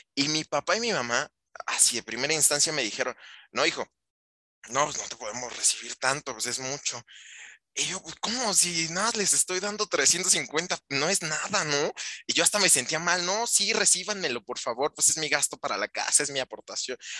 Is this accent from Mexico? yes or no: yes; Mexico